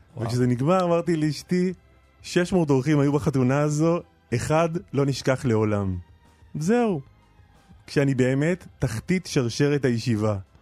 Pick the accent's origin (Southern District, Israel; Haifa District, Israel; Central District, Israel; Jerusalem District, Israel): Southern District, Israel; Nir Galim; בניר גלים, במשק שגדלתי